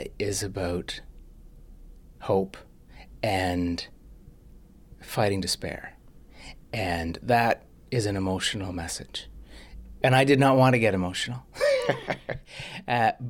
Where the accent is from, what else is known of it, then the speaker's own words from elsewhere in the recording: Canada; as a Canadian